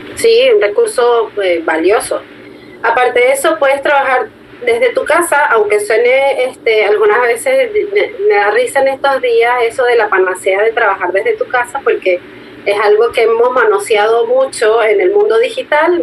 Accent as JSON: {"language": "Spanish", "country": "Venezuela", "said": "yo soy de Venezuela"}